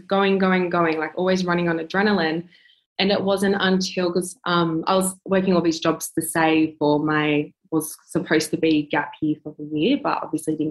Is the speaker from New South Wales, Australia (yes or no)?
yes; Wollongong, New South Wales, Australia; moved away as an adult; now in Melbourne, Australia; I'm 23 years old, currently living in Melbourne. I'm originally from Wollongong. I moved down in December last year